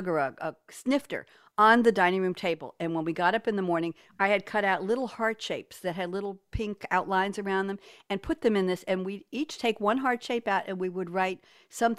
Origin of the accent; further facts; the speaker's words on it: New York, United States; also born or lived in Cambridge, Massachusetts; now in Durham, United States; I am a New Yorker born and bred